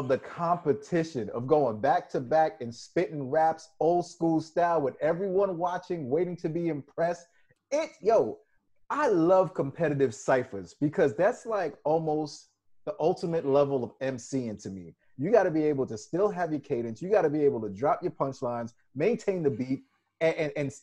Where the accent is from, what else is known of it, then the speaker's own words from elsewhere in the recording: New York, United States; I'm from New York